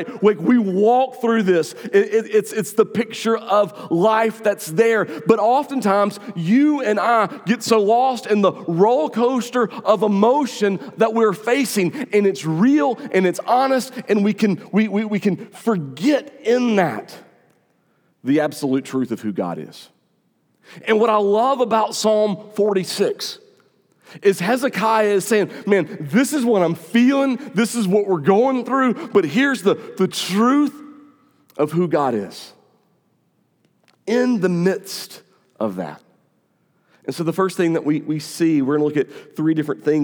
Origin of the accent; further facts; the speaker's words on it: North Augusta, South Carolina, United States; North Augusta is my hometown